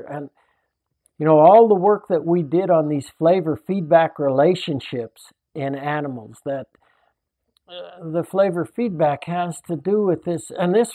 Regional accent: Salida, Colorado, United States; when I was a young boy growing up in Salida in central Colorado

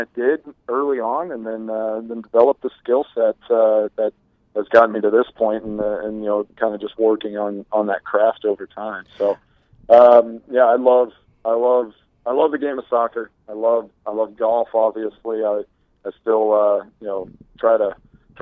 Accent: Texas, United States; I grew up in Texas.

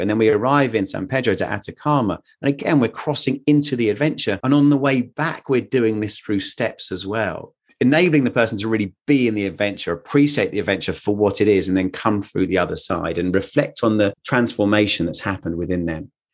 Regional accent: England, United Kingdom; I am very English

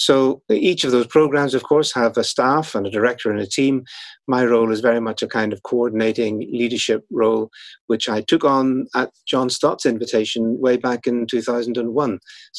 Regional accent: Northern Ireland, United Kingdom; as people can probably tell from my accent, at least a little bit that is left, I was born in Northern Ireland. That's where I grew up.

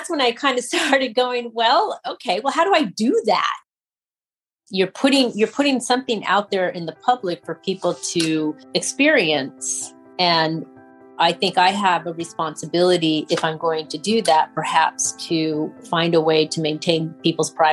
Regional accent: Kingman, Arizona, United States; moved away; I grew up in Kingman, Arizona

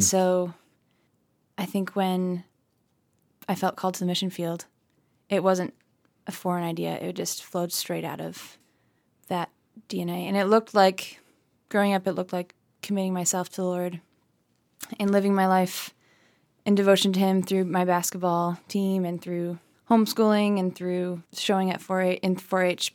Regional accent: Lansing, Michigan, United States; I was born in Lansing, and then I think when I was probably four or five years old, we moved to a farm. So now we live on a hobby farm

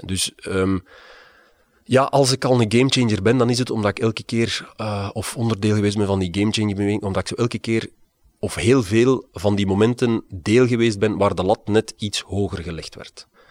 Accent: Liedekerke, Flanders, Belgium; also born or lived in Aalst; ik ben geboren in Alst, maar getogen in het Vlaamse Brabantse Liedekerke

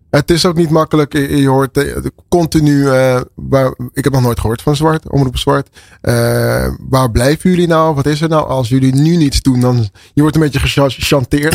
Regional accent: Amsterdam, North Holland, Netherlands; Ik ben geboren en getogen in Amsterdam.

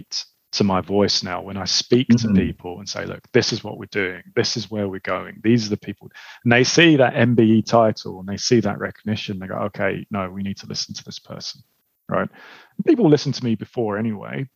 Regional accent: London, United Kingdom; I grew up in Southeast London, grew up in Lewisham.

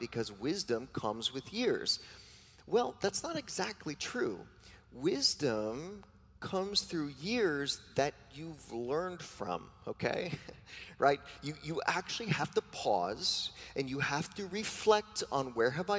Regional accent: New York, United States; I am a New Yorker

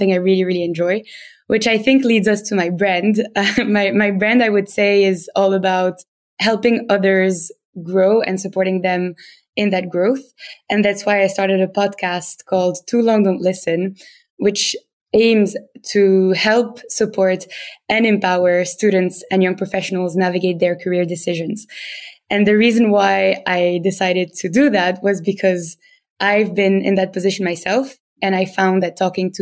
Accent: Tunisia; accent: French; English is a second language; moved away as an adult; now in London, United Kingdom; I'm originally from Tunisia. So if you have any French-speaking listeners, they will probably spot my French accent when I'm speaking in English

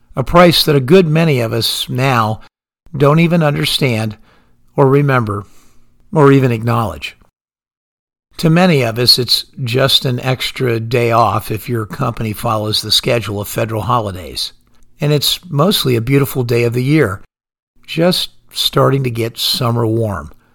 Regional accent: United States; as an American

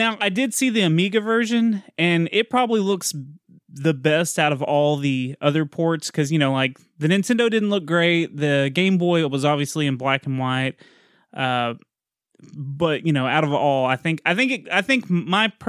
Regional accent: Texas, United States; I'm Texan

